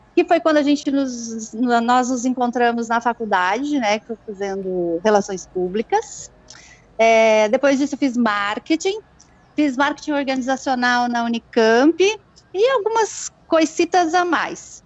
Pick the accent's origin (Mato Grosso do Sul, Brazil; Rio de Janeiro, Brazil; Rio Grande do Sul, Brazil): Rio Grande do Sul, Brazil; now in Campinas, Brazil; Eu sou gaúcha, né? Sou nascida em sítio